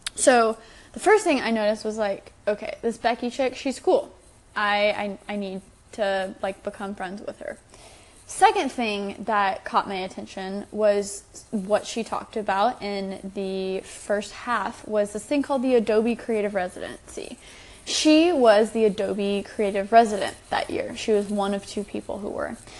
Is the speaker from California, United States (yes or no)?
no; Texas, United States; I'm from Texas.